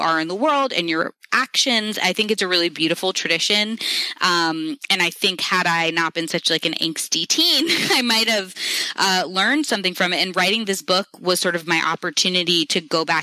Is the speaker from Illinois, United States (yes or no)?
no; New York City, New York, United States; I grew up in New York City in this very diverse group of friends